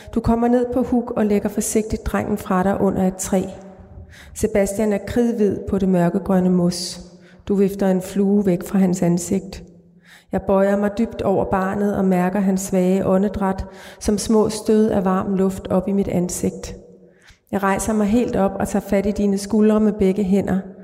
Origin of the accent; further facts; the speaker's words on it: Greenland; moved away; den uge, jeg var i min fødeby